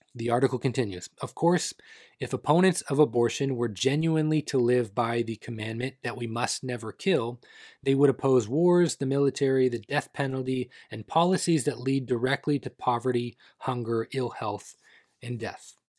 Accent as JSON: {"language": "English", "country": "Canada", "tie": "born or raised there", "said": "Not my home country of Canada"}